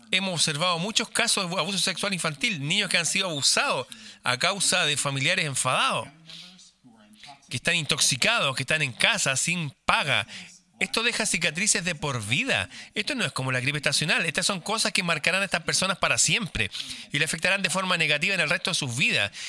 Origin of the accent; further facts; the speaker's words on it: Norway; Spanish is a second language; Suecia y Noruega, por ejemplo. Yo soy noruego. Noruega tuvo cuarentena.